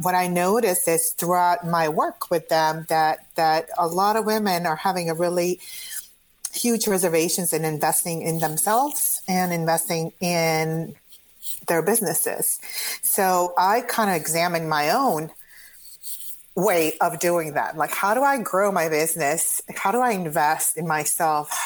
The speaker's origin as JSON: {"language": "English", "country": "Croatia", "second_language": "English", "moved": "as an adult", "lives_now": "United States", "said": "I come originally from Croatia. I came to the United States when I was 20."}